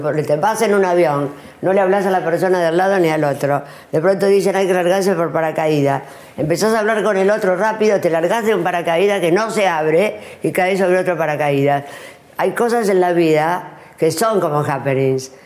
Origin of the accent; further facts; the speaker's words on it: Argentina; also born or lived in New York / Paris; soy argentina